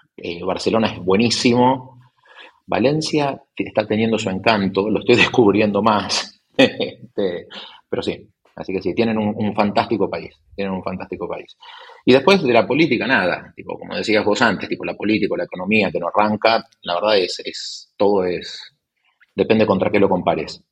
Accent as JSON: {"language": "Spanish", "country": "Argentina", "also_born_or_lived": "Spain", "lives_now": "Buenos Aires, Argentina", "said": "soy argentino"}